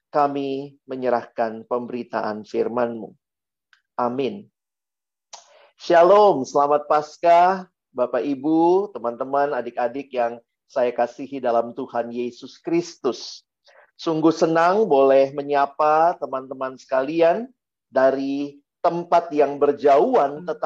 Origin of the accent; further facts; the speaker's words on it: Ambon, Maluku, Indonesia; Kalau saya orang Ambon bilang supastiu ya.